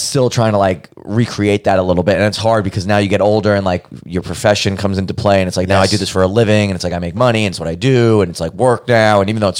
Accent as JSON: {"language": "English", "town": "New York City", "region": "New York", "country": "United States", "tie": "born or raised there", "also_born_or_lived": "Arizona", "moved": "as an adult", "lives_now": "Los Angeles, United States", "said": "Well, I'm from Brooklyn, New York. I've born and raised in Brooklyn. That's my big part of who I am. It's part of my identity, my shtick."}